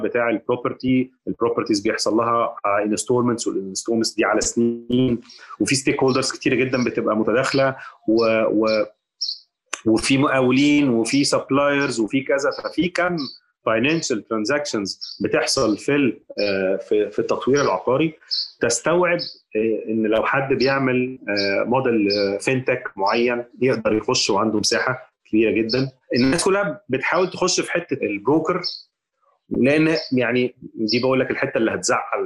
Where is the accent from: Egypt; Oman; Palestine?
Egypt; احنا كمصريين